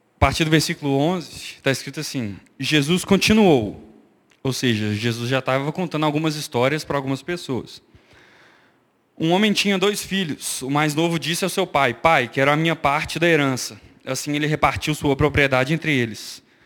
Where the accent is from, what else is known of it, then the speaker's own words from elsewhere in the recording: Angola; eu sou angolano, nasci em Angola faz parte da minha identidade.